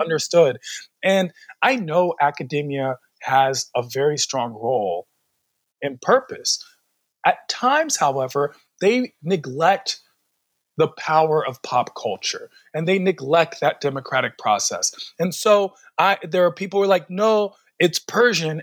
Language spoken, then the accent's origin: English; Washington, District of Columbia, United States; I was born and raised in Washington, D.C.